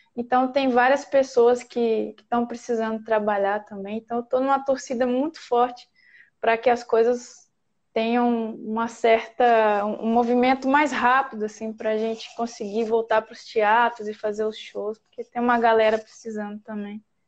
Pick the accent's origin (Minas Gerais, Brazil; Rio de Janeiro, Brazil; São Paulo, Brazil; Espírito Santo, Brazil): Minas Gerais, Brazil; moved away as an adult; Eu saí de Minas, eu tinha 26 anos